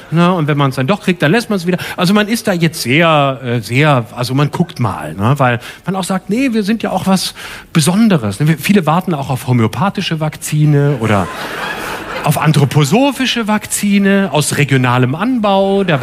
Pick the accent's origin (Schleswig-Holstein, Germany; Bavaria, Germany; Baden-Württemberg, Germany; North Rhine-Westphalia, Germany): Baden-Württemberg, Germany; now in Berlin, Germany; ich wohne in Prenzlauer Berg, ich komme aus Baden-Württemberg, ich gebe es offen zu, auch wenn man es nicht hört, deswegen wohne ich da.